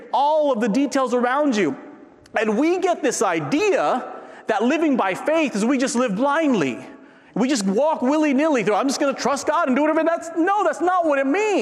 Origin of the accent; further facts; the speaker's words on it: San Diego, California, United States; moved away; I grew up in San Diego.